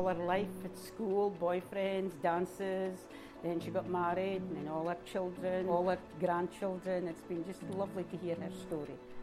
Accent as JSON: {"language": "English", "town": "Aberdeen", "region": "Scotland", "country": "United Kingdom", "said": "I come from Aberdeen, Scotland"}